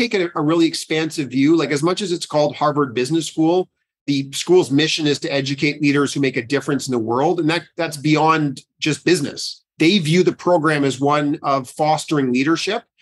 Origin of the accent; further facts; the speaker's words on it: Ottawa, Ontario, Canada; I grew up in Ottawa